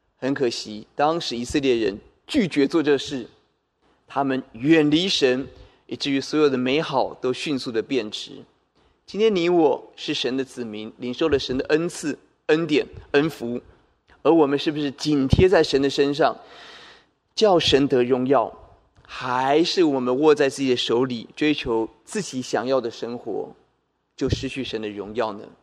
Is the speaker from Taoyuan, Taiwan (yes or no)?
yes; Taoyuan, Taiwan; 我也记得我们老家在桃园，在内里一个很低洼的地方，每逢下大雨、台风、天那个水就会淹进房子里头